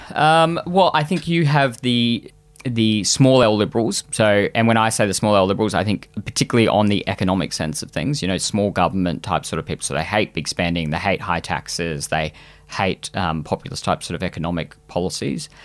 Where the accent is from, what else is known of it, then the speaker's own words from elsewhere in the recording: Queensland, Australia; as a Queenslander